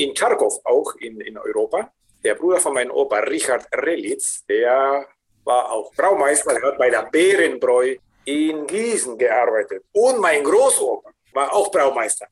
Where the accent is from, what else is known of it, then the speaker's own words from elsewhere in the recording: Lima, Peru; also born or lived in Germany; Und ich bin 1960 geboren in Lima